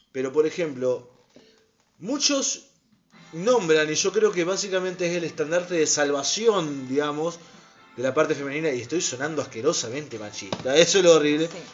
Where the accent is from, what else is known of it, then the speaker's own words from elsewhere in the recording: Santa Fe, Argentina; Nosotros somos de Argentina, nacimos acá en Santa Fe